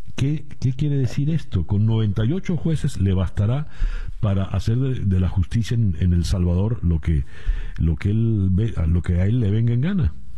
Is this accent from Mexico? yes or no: no; Venezuela; como venezolanos